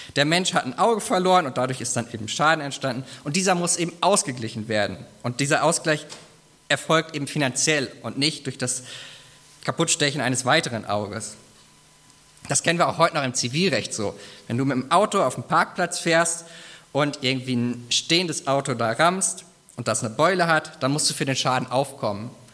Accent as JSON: {"language": "German", "country": "Germany", "said": "bei uns in Deutschland"}